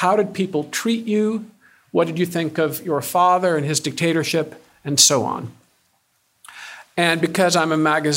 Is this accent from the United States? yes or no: yes; Ann Arbor, Michigan, United States; moved away; I'm a Michigander. I'm from Ann Arbor.